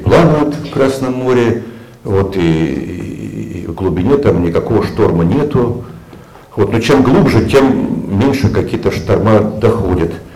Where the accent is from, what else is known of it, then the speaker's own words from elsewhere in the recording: Siberia, Russia; moved away; я сибиряк по, по, по рождению, но как-то почему-то по Сибири я как-то особо не тоскую, хотя детство мое прошло, прошло там